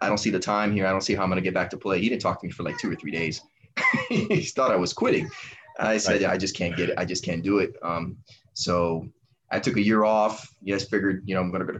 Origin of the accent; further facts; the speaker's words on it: Miami, Florida, United States; I'm from Miami, born and raised